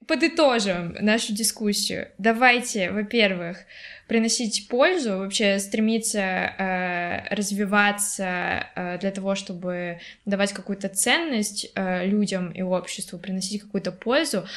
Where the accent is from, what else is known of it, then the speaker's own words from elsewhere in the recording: Russia; Я из России